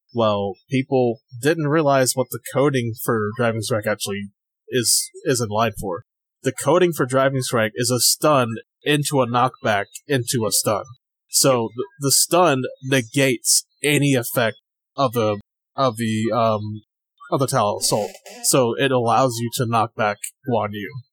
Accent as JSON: {"language": "English", "region": "South Carolina", "country": "United States", "also_born_or_lived": "Virginia", "moved": "as an adult", "said": "I lived in Virginia for um six years. I'm originally from South Carolina, and I'm back here now."}